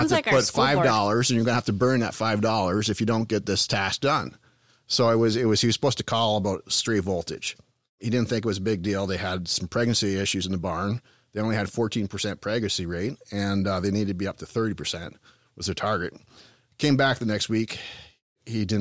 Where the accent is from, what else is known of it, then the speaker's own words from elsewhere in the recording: Bobcaygeon, Ontario, Canada; accent: Eastern Canadian; moved away; also born or lived in Perth County, Ontario; My hometown is Bob Cajun, Ontario